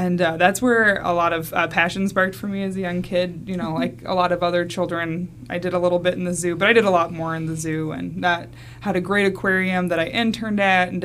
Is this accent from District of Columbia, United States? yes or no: no; Omaha, Nebraska, United States; now in Sarasota, United States; I'm actually from Omaha, Nebraska